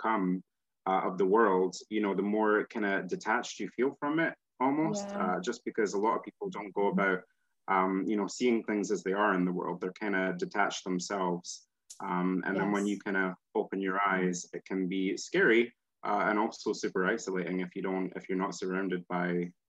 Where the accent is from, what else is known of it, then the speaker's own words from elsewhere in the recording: Scotland, United Kingdom; accent: Scottish; Scotland here, I think a lot of people get confused about where I am because I kind of neutralize my accent. There's no point in me speaking Scottish or nobody would know it.